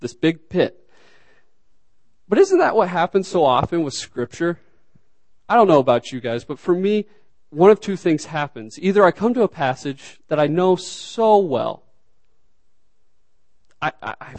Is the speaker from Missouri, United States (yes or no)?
no; Arkansas, United States; moved away; originally from Arkansas